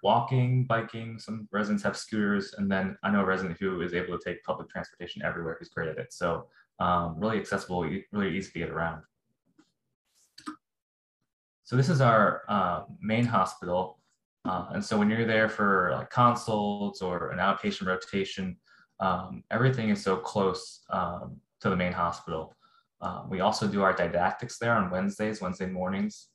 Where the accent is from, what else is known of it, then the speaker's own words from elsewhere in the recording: New Jersey, United States; moved away as an adult; now in Philadelphia, United States; I grew up in Jersey, close to New York City